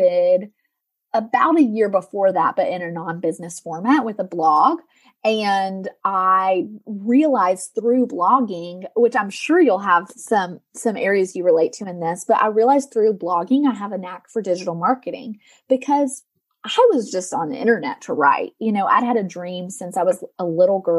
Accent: Tennessee, United States; moved away; also born or lived in Colorado; I'm from the South, like Tennessee, southeastern part of the United States

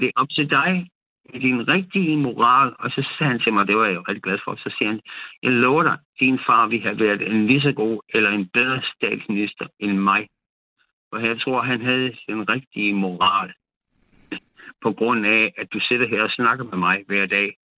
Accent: Odense, Southern Denmark, Denmark; her i øh, Odense. Okay. Hvor jeg voksede op

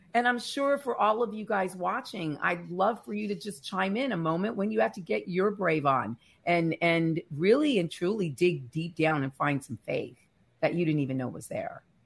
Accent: Northern California, United States; I'm from Northern California

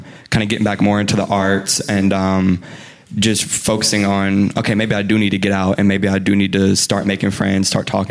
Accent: Macon, Georgia, United States; also born or lived in Roswell, Georgia; Growing up in Macon, I'd been around the same people since elementary school all the way up to middle school

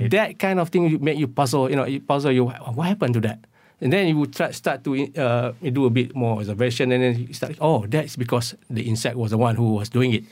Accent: Perlis, Malaysia; where I came from Perlis. And there were a lot of, uh, this, uh, our houses right in middle of Pennyfield

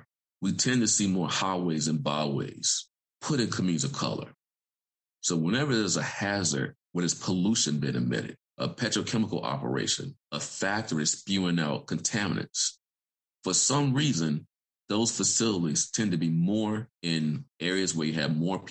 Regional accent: Vicksburg, Mississippi, United States; I grew up in Vicksburg, Mississippi, near a concrete crushing facility

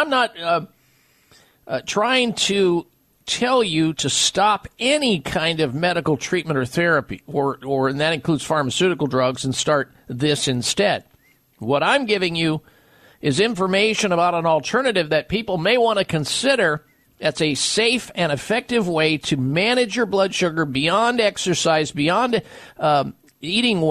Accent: Midwest, United States; now in Arizona, United States; I'm from the Midwest.

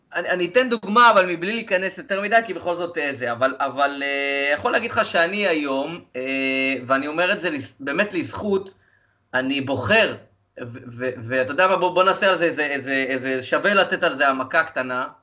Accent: Rehovot, Central District, Israel; גם שיחקתי קצת במכבי שעריים, בעוד איזה אה, שכונה אצלנו ברחובות

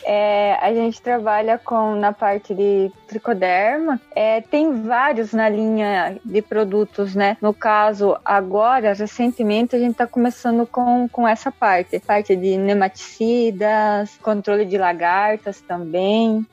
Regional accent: San Cristóbal, Paraguay; eu moro aqui no Paraguai, ou seja, eu nasci aqui no Paraguai.

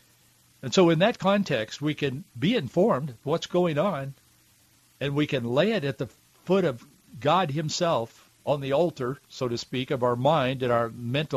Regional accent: Deep South, United States; Growing up in the Deep South, I've seen racism.

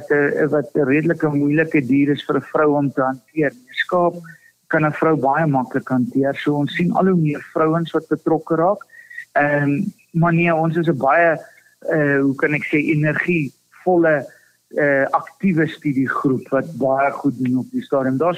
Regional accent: Zimbabwe; my pa se stoere beesboer en hy kom uit Rodesie uit of ons kom uit Rodesie uit

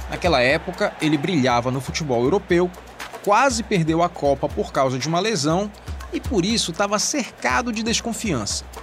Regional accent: Northeast Region, Brazil; Acho que porque eu sou do Nordeste, então sempre sou criticado por isso.

